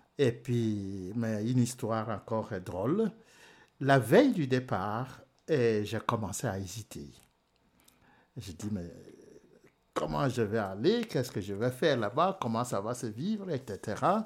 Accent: DR Congo; moved away as an adult; also born or lived in Rome, Italy; chez moi au Congo.

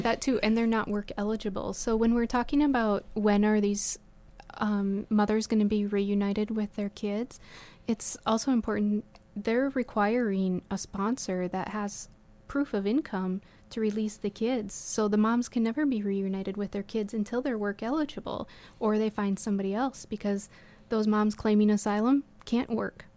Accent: South Dakota, United States; I was from South Dakota

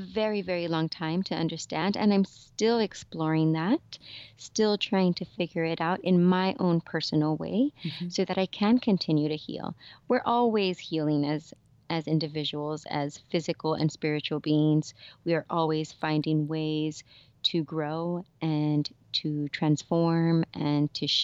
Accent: South Gate, California, United States; I grew up in Southeast LA in a city called Southgate

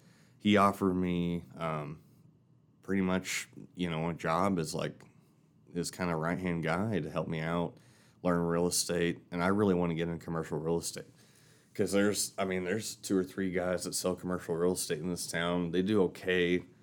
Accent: Knoxville, Tennessee, United States; Well, so I'm from Knoxville, Tennessee. So, and my dad had his own mechanic shop down there.

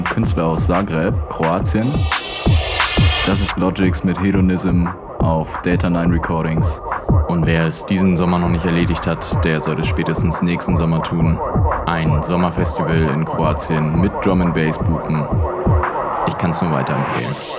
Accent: Germany; Als Deutscher

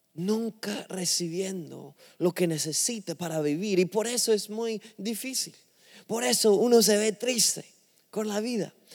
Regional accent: England, United Kingdom; Spanish is a second language; now in Miami, United States; no soy de un, país que habla español, soy inglés, de Inglaterra

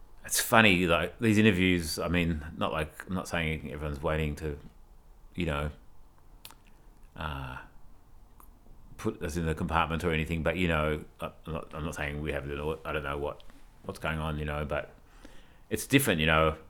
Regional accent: Australia; I'm from Australia

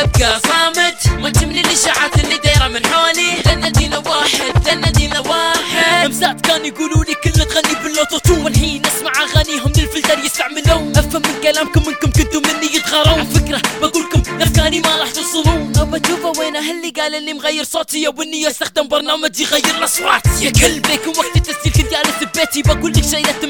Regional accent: Abu Dhabi, United Arab Emirates; انا اماراتي بالتحديد من ابو ظبي

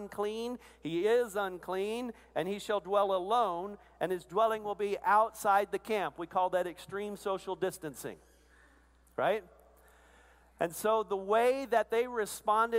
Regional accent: Arkansas, United States; I'm from Arkansas, part of the Arkansas-Louisiana Conference

